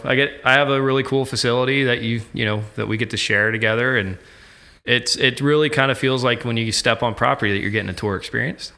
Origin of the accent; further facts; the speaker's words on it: Ocala, Florida, United States; now in Virginia Beach, United States; I'm originally from Ocala, Florida.